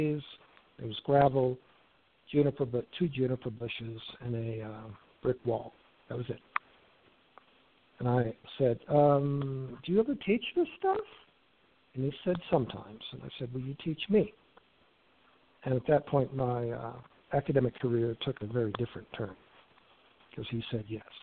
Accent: Wichita, Kansas, United States; I grew up in Wichita

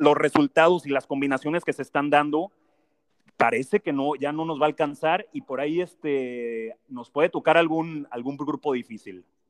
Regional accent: Aguascalientes, Mexico; soy de Aguascalientes

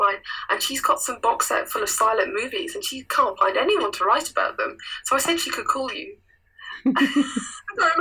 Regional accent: United Kingdom; as a British

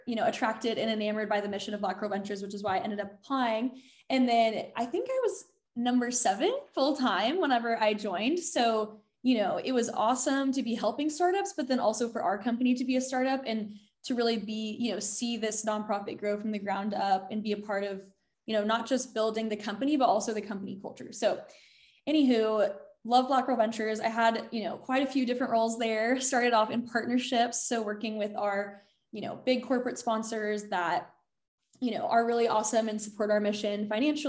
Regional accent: Texas, United States; moved away as an adult; now in Washington, D.C., United States; I'm from Texas originally, went to Texas A&M.

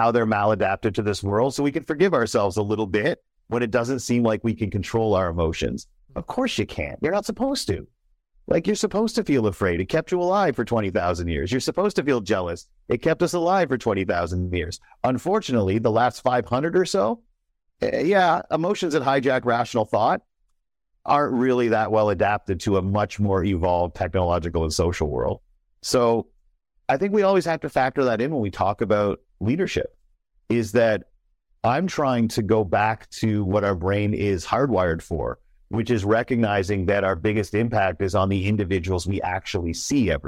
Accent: Canada; me as a Canadian

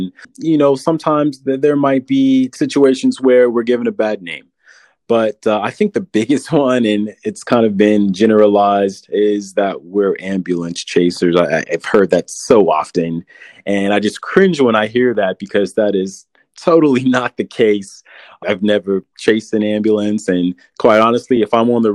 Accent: San Antonio, Texas, United States; I'm from San Antonio and I wanted to give back to the city that raised me, the city that I love

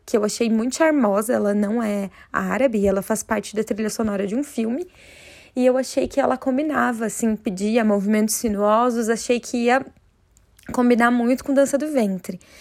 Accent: Curitiba, Paraná, Brazil; eu sou de Curitiba, no Paraná

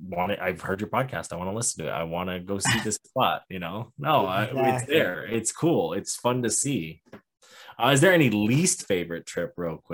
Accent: Montana, United States; I'm from Montana. I've been all over Montana my whole life.

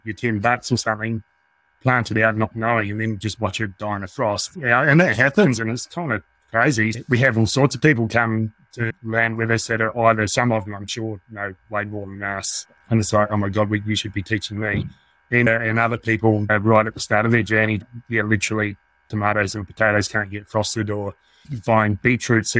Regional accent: South Australia, Australia; moved away as an adult; now in North Canterbury, New Zealand; I grew up in Australia and have been here for about 20 years

